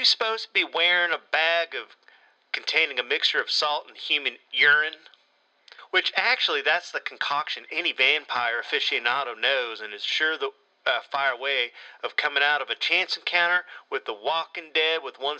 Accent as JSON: {"language": "English", "country": "Ireland", "accent": "American", "said": "I'm an Irishman with a Yankee accent."}